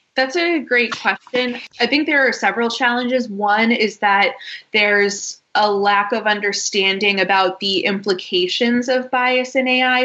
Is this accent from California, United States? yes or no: no; Boston, Massachusetts, United States; moved away as an adult; also born or lived in Washington, D.C. / London; I am from Boston, went to college in Washington, D.C., and then immediately after that moved to London